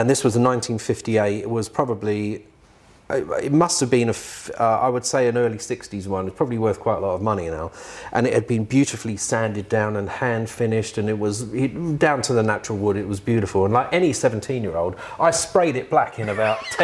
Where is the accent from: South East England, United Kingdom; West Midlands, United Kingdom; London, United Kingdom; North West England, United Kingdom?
London, United Kingdom; also born or lived in Hoxton, London; I was born in the Mother's Hospital in Hoxton. And within 3 months, we moved to that place in Swiss Cottage.